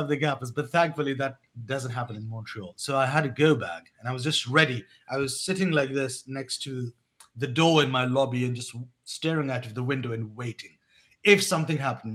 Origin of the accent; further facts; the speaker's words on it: England, United Kingdom; moved away as an adult; also born or lived in Pakistan / Turkey; I was born in Pakistan, but I grew up in England